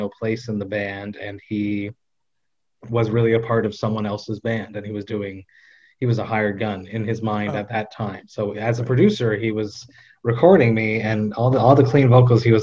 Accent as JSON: {"language": "English", "town": "Montreal", "region": "Quebec", "country": "Canada", "said": "I'm from Montreal."}